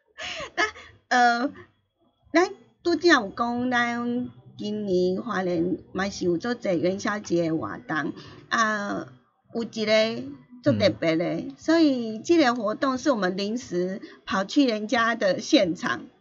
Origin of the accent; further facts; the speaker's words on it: Hualien County, Taiwan; 因为我们花莲这边呢，就是从呃，我们知道说邯郸也是从台东那边过来的。